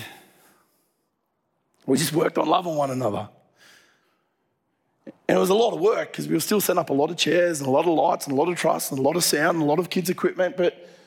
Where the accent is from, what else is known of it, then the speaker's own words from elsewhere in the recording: Dubbo, New South Wales, Australia; moved away; I grew up in Dubbo